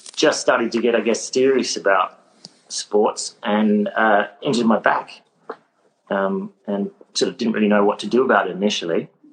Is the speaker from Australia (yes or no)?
yes; Adelaide, South Australia, Australia; moved away as an adult; also born or lived in Sydney; I was born in Adelaide. I'm South Australian. Uh, grew up in Adelaide